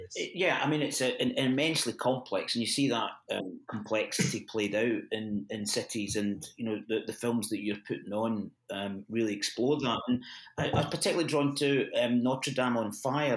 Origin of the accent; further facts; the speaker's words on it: Glasgow, Scotland, United Kingdom; moved away as an adult; now in Bristol, United Kingdom; I'm, I come from Glasgow